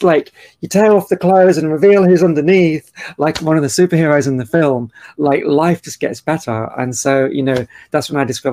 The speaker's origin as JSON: {"language": "English", "area": "Cheshire", "region": "North West England", "country": "United Kingdom", "tie": "born or raised there", "also_born_or_lived": "Australia", "moved": "as an adult", "said": "I was born in Cheshire in the UK"}